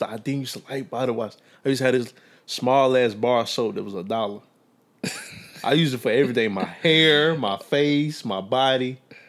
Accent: Meridian, Mississippi, United States; I'm from Meridian.

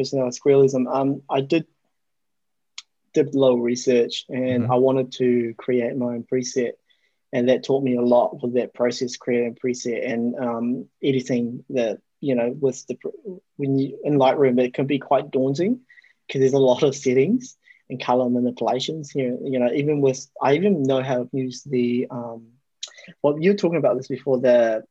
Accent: New Zealand; I grew up in New Zealand

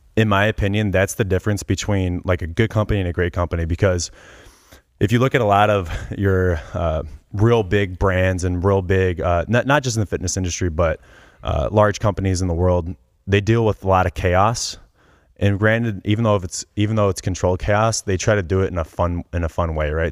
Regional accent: Cleveland, Ohio, United States; I grew up in Cleveland

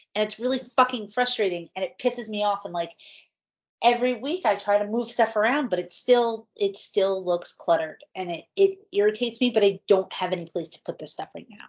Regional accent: New Jersey, United States; I was raised in New Jersey

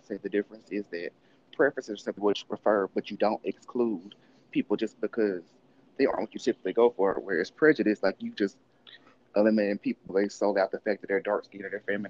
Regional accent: the South, United States; growing up in the South, I mean, black people give me a hard time because they just automatically assume I had it easier

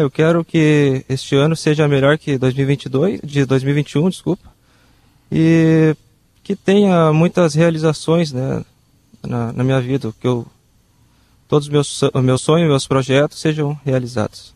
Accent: Novo Hamburgo, Rio Grande do Sul, Brazil; moro em Novo Hamburgo, nasci em Novo Hamburgo

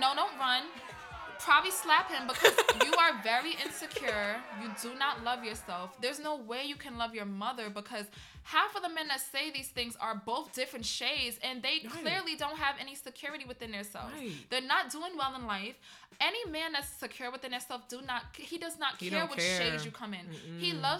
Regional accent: Trinidad & Tobago; And I grew up the same way. You know, I heard little things being Trinidadian here and there, like in Trinidad

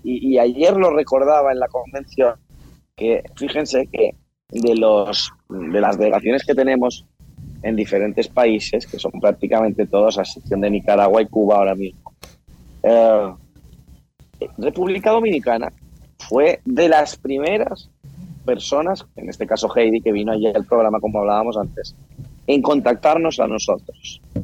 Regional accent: Mallorca, Balearic Islands, Spain; nosotros somos de Mallorca

